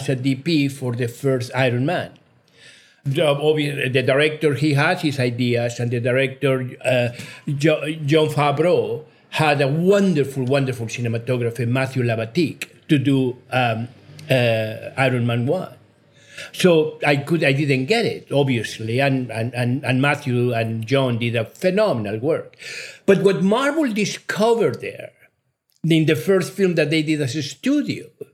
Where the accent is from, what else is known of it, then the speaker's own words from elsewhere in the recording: Mexico; English is a second language; also born or lived in United Kingdom; now in United States; I'm a Mexican national. I was born in Mexico